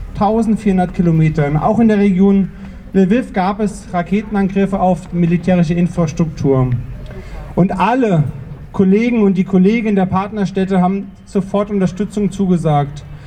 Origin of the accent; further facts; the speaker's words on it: Yekaterinburg, Sverdlovsk Oblast, Russia; German is a second language; moved away as an adult; now in Freiburg, Germany; Ich bin der ehemalige Koordinator von Nawalny-Stab in Jekaterinburg